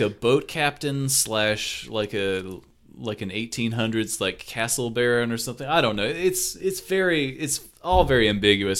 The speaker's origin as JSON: {"language": "English", "region": "the South", "country": "United States", "accent": "southern", "said": "my southern accent"}